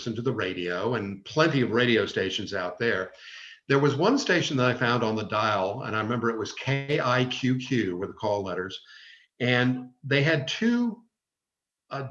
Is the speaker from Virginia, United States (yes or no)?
yes; Richmond, Virginia, United States; also born or lived in Roanoke, Virginia / Greenville, South Carolina; I moved back to Richmond, which was my hometown, in 1988